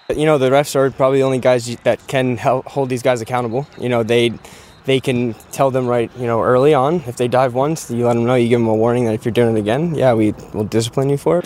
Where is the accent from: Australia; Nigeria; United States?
United States; as just an American